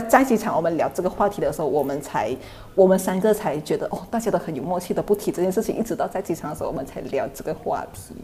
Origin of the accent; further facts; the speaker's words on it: Thailand; also born or lived in Bangkok; 在泰国老家， 我从小在那边生活到现在